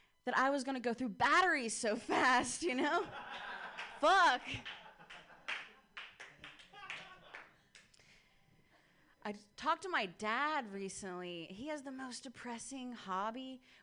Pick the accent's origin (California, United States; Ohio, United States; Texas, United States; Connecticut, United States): Ohio, United States; I'm from Ohio